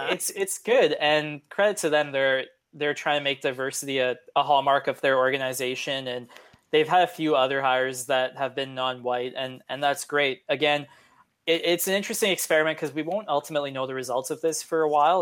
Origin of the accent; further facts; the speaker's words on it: Edmonton, Alberta, Canada; now in Montreal, Canada; I grew up in, in Edmonton